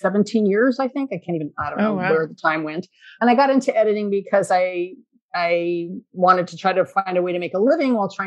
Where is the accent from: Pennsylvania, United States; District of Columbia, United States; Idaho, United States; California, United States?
California, United States; I grew up in California